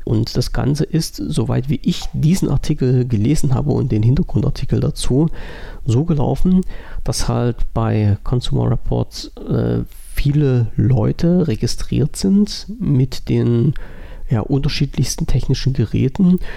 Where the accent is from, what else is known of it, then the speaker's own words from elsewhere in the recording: Germany; bei uns in Deutschland